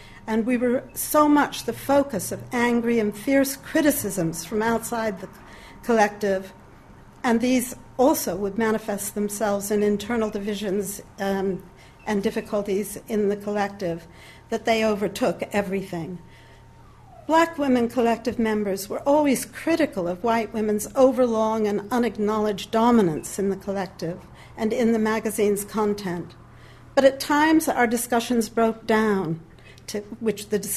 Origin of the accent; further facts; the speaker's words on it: United States; moved away; as an American